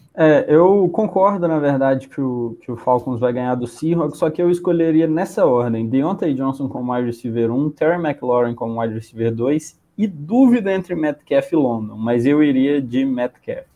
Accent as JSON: {"language": "Portuguese", "region": "Minas Gerais", "country": "Brazil", "said": "eu sou mineiro, eu já falei trem, eu já falei trem aqui nessa live umas seis vezes"}